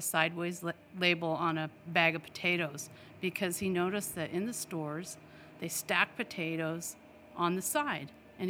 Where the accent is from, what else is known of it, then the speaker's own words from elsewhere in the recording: Idaho, United States; now in Washington, United States; …'s from Minnesota and I'm from Idaho. So I was born in Idaho.